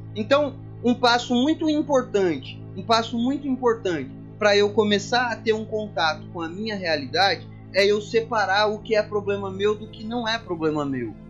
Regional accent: São Paulo interior, Brazil; eu que sou de São Paulo, capital, São Paulo interior, mas já fui algumas vezes à capital

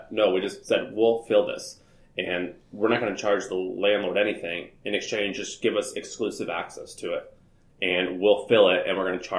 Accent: Nashville, Tennessee, United States; And so I ended up hosting a conference because I was from Nashville and that was like where all the live music was.

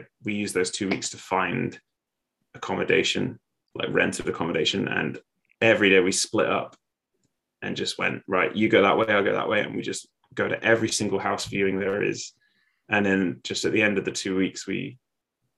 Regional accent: Yorkshire and the Humber, United Kingdom; moved away as an adult; now in Australia; I grew up in Yorkshire

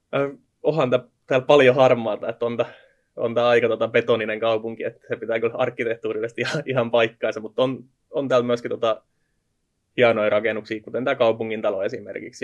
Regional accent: Finland Proper, Southwest Finland, Finland; moved away as an adult; now in Kouvola, Finland; mä oon varsinaisessa Suomessa lähtöisin

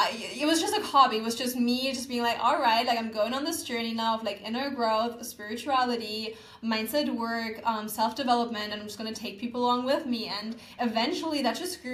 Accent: Germany; moved away as an adult; now in Bali, Indonesia; I need to get out of Germany. Like, I don't feel connected to my home country.

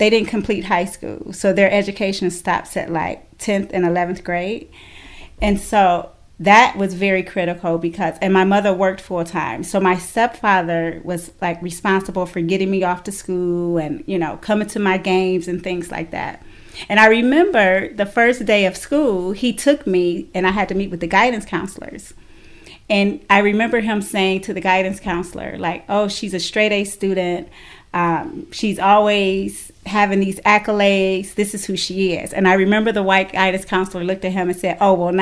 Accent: Cleveland, Ohio, United States; I did grow up in Cleveland the earlier years of my life, from birth till about 5th grade. I grew up inner city Cleveland, right off St. Clair

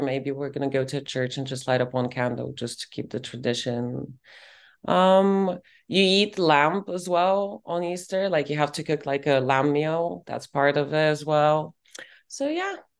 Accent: Bulgaria; moved away as an adult; also born or lived in Colorado, United States; now in London, United Kingdom; growing up in Bulgaria

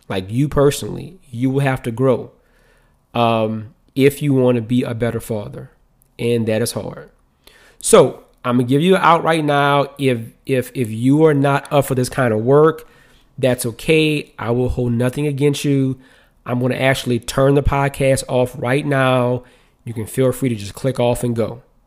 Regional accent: New Orleans, Louisiana, United States; I'm from New Orleans, right? And so in New Orleans, like, when somebody comes in your house, it's very customary for them to speak.

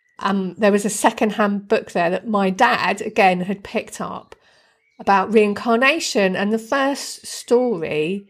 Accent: Deal, South East England, United Kingdom; when I was a kid, I grew up on the Kent coast in a little town called Deal, which is just down the road from Dover and Folkestone

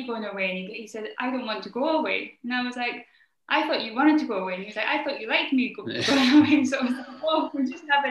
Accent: Aberdeen, Scotland, United Kingdom; I'm from Aberdeen in Scotland

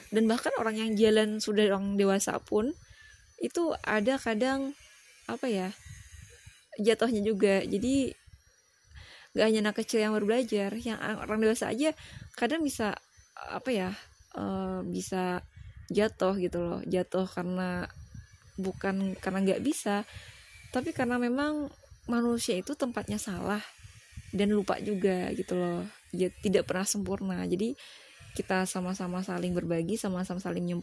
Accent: Hulu Sungai Tengah, South Kalimantan, Indonesia; aku itu dari Kalimantan Selatan uh, lebih tepatnya di Hulu Sungai Tengah aku nggak terlalu bisa juga sih accent accent bahasa Inggris karena ya tau lah aku kan orang Indonesia banget bahkan aku tuh orang daerah gitu kan orang daerah Banjar

